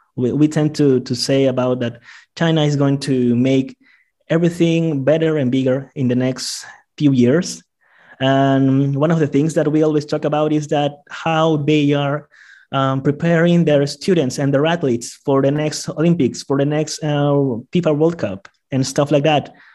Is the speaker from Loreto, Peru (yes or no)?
yes; Iquitos, Loreto, Peru; now in Lima, Peru; I am from Iquitos, an island in the middle of the rainforest in the Amazon, and um, rainforest in, in, in Peru. And I grew up with a lot of Chinese friends